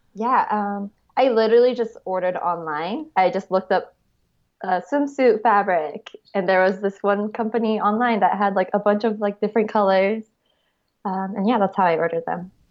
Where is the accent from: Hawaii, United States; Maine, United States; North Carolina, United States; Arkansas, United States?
Hawaii, United States; Honolulu; moved away as an adult; also born or lived in Arizona / Santa Monica, California; now in Los Angeles, United States; I grew up in Hawaii and, uh, went to college at Arizona State University